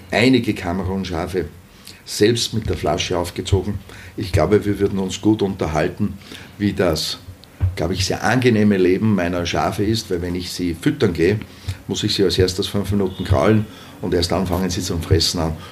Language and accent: German; Traun, Upper Austria, Austria; Naja, ich bin in Traun Vizebürgermeister und daher möchte ich auch in Traun dann Bürgermeister sein. Das ist meine Heimatgemeinde